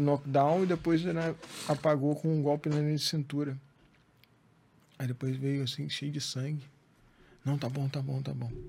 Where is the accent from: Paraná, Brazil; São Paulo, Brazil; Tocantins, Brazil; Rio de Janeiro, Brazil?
Rio de Janeiro, Brazil; Angra dos Reis; eu saí de Angra né, nessa época. eu fui morar no Rio, na Tijuca, época de faculdade e tal